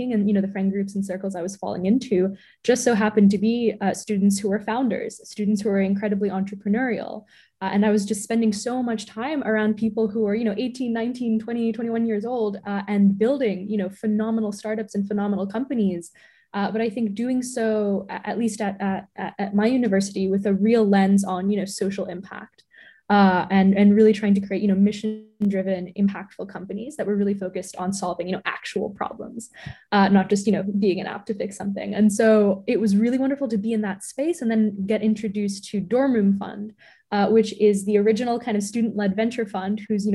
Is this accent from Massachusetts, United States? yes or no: yes; Boston, Massachusetts, United States; also born or lived in New York City; And I was born in New York City, and then they decided to raise us in the suburbs of Boston. So, and that's where I am right now.